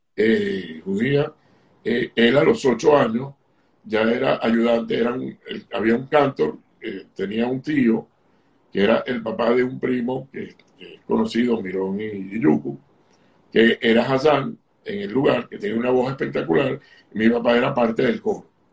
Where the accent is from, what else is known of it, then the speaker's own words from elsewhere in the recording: Caracas, Capital District, Venezuela; yo nací en Venezuela, en Caracas